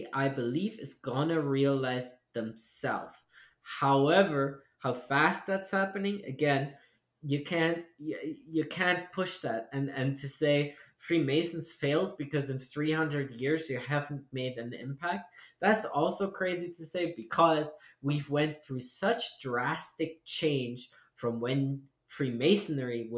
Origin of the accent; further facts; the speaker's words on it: East Germany, Germany; moved away; we grew up in East Germany